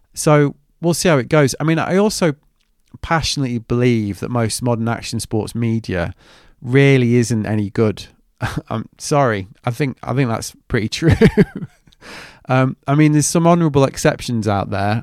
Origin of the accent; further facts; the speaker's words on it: United Kingdom; I'm very British.